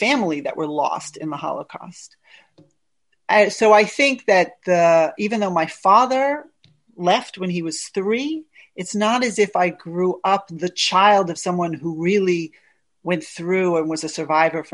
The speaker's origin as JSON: {"language": "English", "country": "United States", "tie": "born or raised there", "said": "My whole growing up in the United States"}